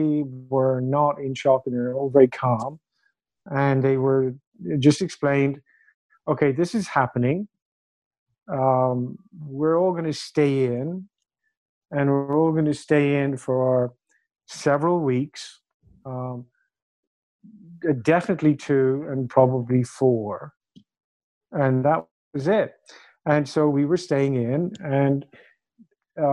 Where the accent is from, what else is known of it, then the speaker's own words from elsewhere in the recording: Ireland; also born or lived in United Kingdom; now in China; So I'm Irish